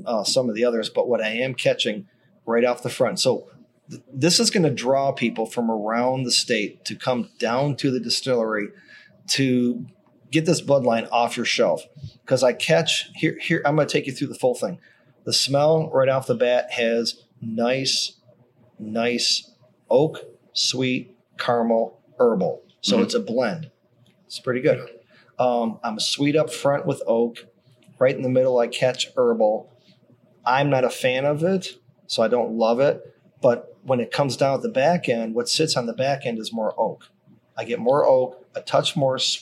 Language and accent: English; Detroit, Michigan, United States; I'm from Michigan, Detroit